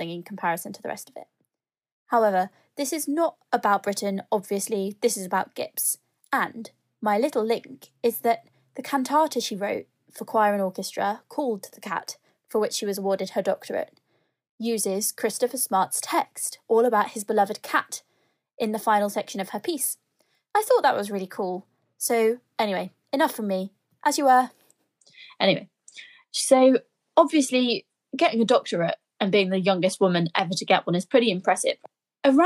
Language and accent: English; Birmingham, West Midlands, United Kingdom; I'm a Brummie girl.